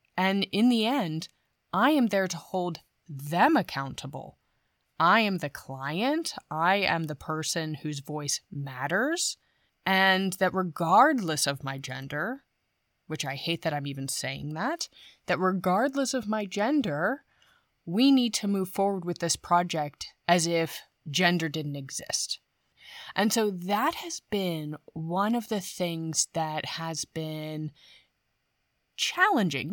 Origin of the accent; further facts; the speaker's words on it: United States; moved away as an adult; now in Germany; I am an American.